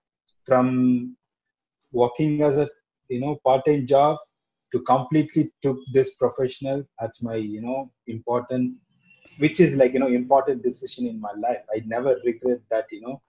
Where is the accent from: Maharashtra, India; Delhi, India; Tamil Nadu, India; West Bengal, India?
Tamil Nadu, India; Chennai; I am from North Madras